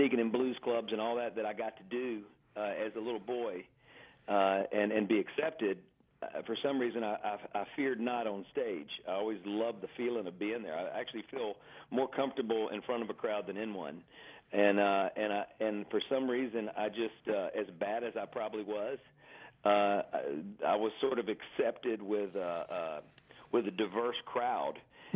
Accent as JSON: {"language": "English", "town": "Greenville", "region": "Mississippi", "country": "United States", "tie": "born or raised there", "also_born_or_lived": "Clarksdale, Mississippi / Cleveland, Mississippi", "said": "I'm a generations back Mississippi Delta boy, Greenville, Mississippi"}